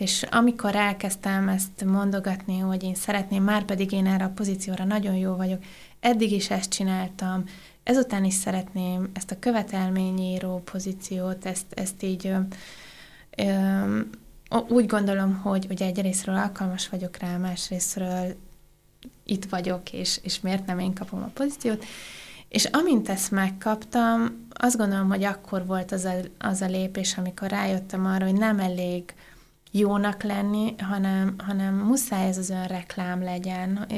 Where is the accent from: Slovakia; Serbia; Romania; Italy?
Romania; Oradea, Bihor County; moved away as an adult; also born or lived in Budapest, Hungary; now in Germany; Én Nagyváradon születtem, és Budapestre az egyetem után jöttem